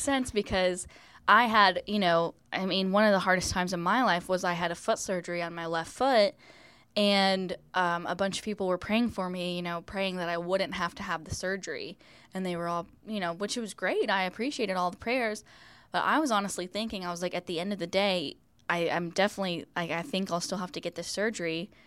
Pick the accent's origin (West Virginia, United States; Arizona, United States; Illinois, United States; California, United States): West Virginia, United States; moved away as an adult; now in Florida, United States; I'm from West Virginia, lived here my whole life